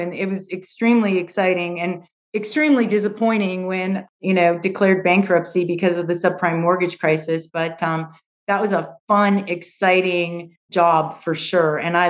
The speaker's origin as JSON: {"language": "English", "town": "Edmonton", "region": "Alberta", "country": "Canada", "tie": "born or raised there", "accent": "Canadian", "said": "I was born and raised in Canada, in Edmonton, Alberta. And some people know that, but not too many because I've adapted my accent. I no longer have my Canadian accent"}